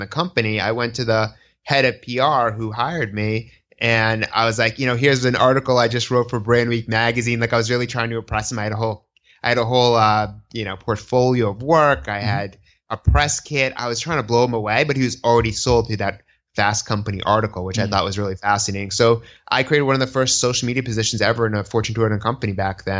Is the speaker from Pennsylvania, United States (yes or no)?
no; Newton, Massachusetts, United States; also born or lived in Boston, Massachusetts; now in New York City, United States; my cultural frame of reference is a Jewish American growing up in Newton, Massachusetts